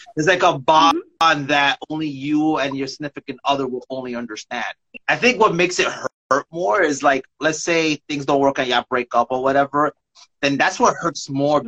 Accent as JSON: {"language": "English", "region": "New York", "country": "United States", "also_born_or_lived": "Staten Island, New York", "moved": "yes", "lives_now": "Bayonne, United States", "said": "I'm from New York"}